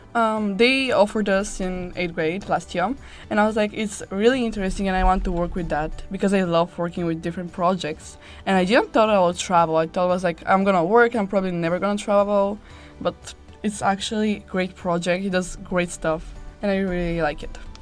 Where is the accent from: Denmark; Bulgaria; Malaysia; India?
Bulgaria; We are from Bulgaria.